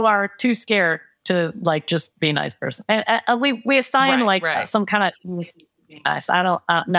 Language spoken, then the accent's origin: English; Detroit, Michigan, United States; I'm from Detroit